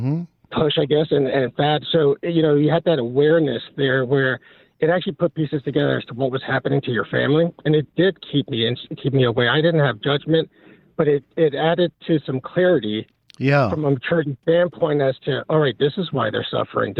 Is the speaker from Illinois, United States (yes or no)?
no; New York City, New York, United States; now in Henderson, United States; originally I'm a transplant here in Nevada, but I'm from Brooklyn, New York